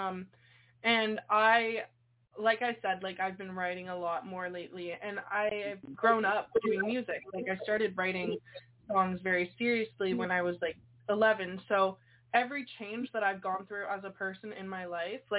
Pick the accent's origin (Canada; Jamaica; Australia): Canada; I'm from Canada